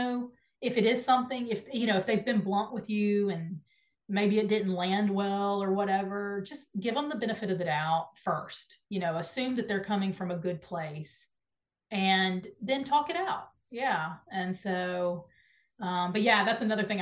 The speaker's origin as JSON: {"language": "English", "town": "Nashville", "region": "Tennessee", "country": "United States", "tie": "born or raised there", "said": "you love my hometown. So I love that you talk about Nashville"}